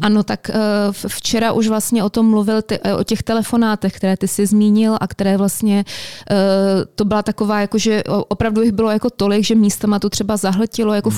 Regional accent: Czechia

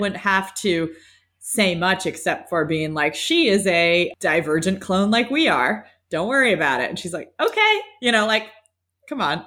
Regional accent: New Mexico, United States; we're from New Mexico

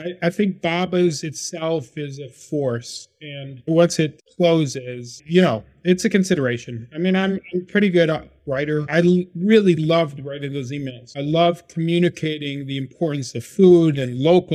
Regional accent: Syracuse, New York, United States; now in Baltimore, United States; I was born and raised in Syracuse, New York

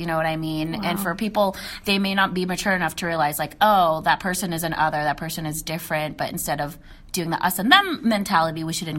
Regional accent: United States; because, yeah, I'm Filipino, and yes, I'm American, but I feel like it's a different breed when you're Filipino-American.

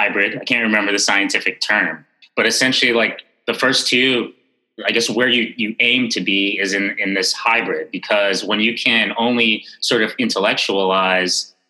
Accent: New York City, New York, United States; growing up in Bed-Stuy in the 80s and 90s

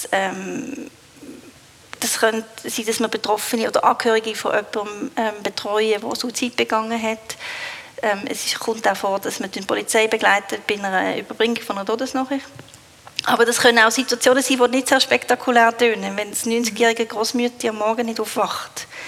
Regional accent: Switzerland; Ich glaube, in dem sind wir Schweizer nicht so gut.

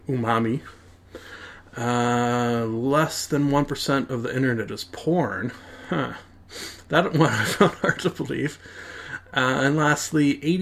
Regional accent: Canada; me being a Canadian

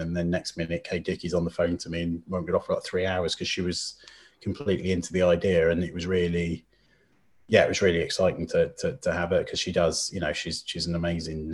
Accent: Llandudno, Wales, United Kingdom; moved away; also born or lived in Criccieth, Wales; I went back to my hometown of Llandudno in North Wales.

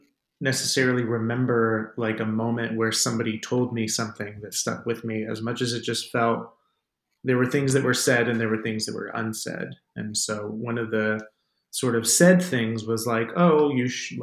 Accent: Tempe, Arizona, United States; born or raised there

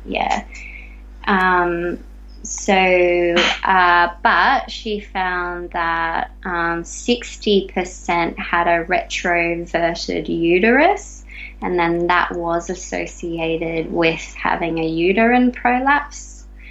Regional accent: Australia; growing up in Australia

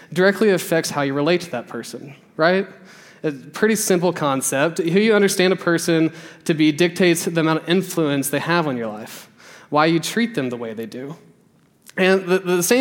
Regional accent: the South, United States; We grew up in the church, we grew up in the South

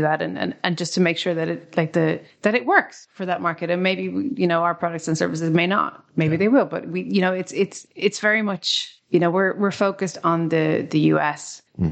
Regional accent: Ireland; we're an English speaking country in the EU

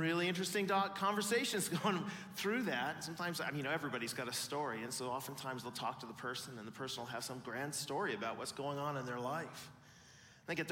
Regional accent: Pacific Northwest, United States; now in Illinois, United States; I'm from Pacific Northwest

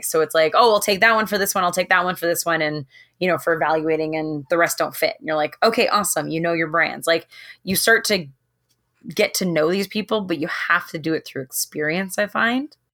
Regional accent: Toronto, Ontario, Canada; I'm from Toronto

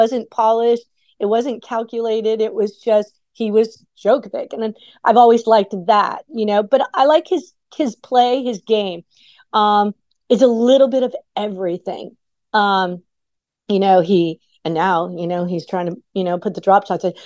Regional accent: South Florida, United States; I grew up in South Florida.

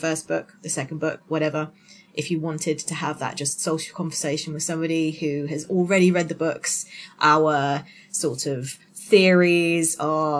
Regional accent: Hampshire, South East England, United Kingdom; I am from Hampshire in the United Kingdom, a little city just about 20 minutes away from Stonehenge and about an hour away from London.

